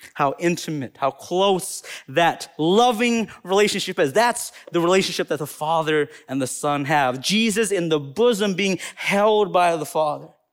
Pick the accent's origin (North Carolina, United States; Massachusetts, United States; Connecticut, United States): North Carolina, United States; Appalachian Mountains of; accent: Southern; now in Madison, United States; I'm specifically from the Appalachian Mountains of North Carolina. So that's where I'm from